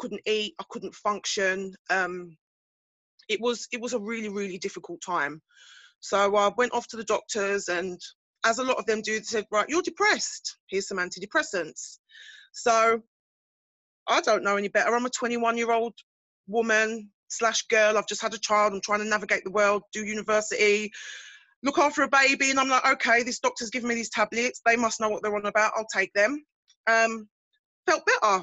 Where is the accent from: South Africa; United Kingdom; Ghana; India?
United Kingdom; Basildon, East of England; I'm from Essex, Basildon to be exact.